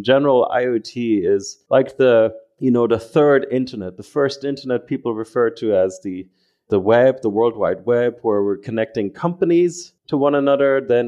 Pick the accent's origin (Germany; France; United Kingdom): Germany; also born or lived in Ireland / United States; You know, I've been born and raised in Germany, but I spent a lot of time in Ireland and the United States, hence the accent.